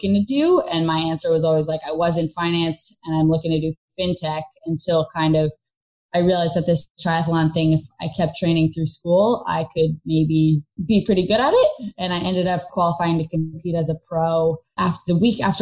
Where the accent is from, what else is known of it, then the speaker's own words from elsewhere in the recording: San Francisco, California, United States; moved away as an adult; I grew up in San Francisco